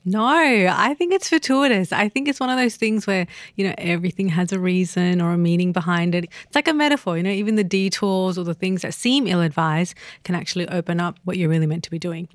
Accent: Australia; as an Australian

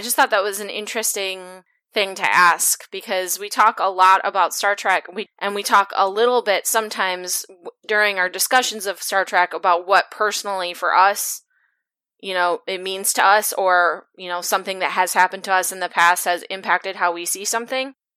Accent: Midwest, United States; I'm from the Midwest, and I went to a super white school, and I grew up in a super white city

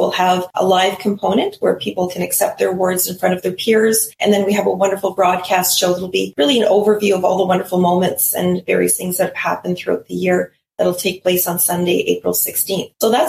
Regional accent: Canada; But we do it, of course, so much better because we're Canadian and just far better at celebrating.

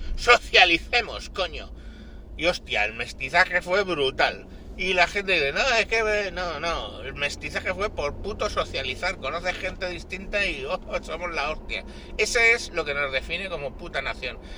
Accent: Spain; somos españoles

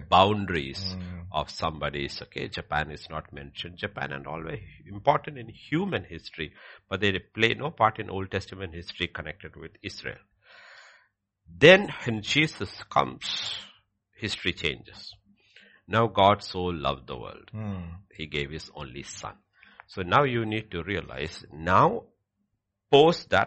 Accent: India; I am Indian

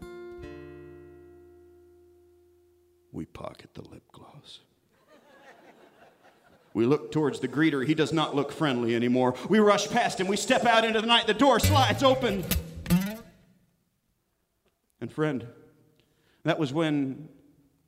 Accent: Kansas, United States; now in Arkansas, United States; I'm proudly from Kansas

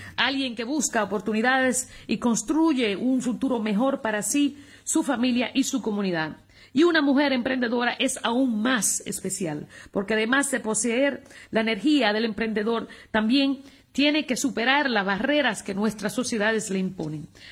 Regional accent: United States; now in Spain; en mi país

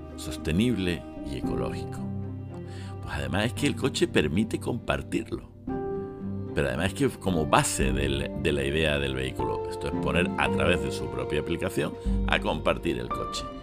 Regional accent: Spain; nosotros los españoles

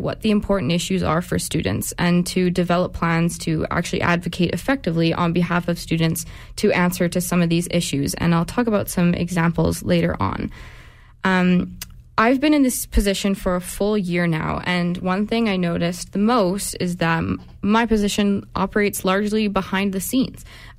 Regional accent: Calgary, Alberta, Canada; I'm born and raised in Calgary

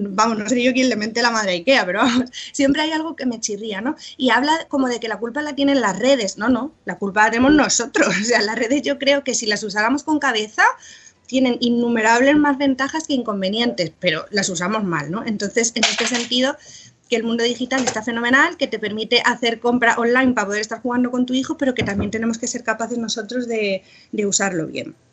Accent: Burgos, Castile and León, Spain; pero es que yo soy de Burgos, ¿no?

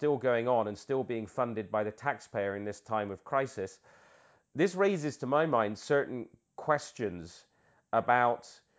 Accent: United Kingdom; Peter, as a Brit myself and you living in the UK, you know how important...

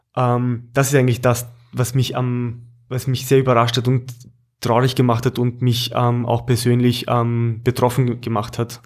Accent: Austria; beziehungsweise Oberösterreich bei uns in Österreich

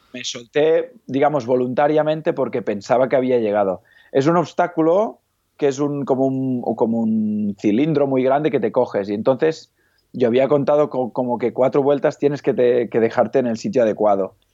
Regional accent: Igualada, Catalonia, Spain; also born or lived in Lleida; Soy, soy de Igualada, que está a medio camino, digamos, de Barcelona a Lleida

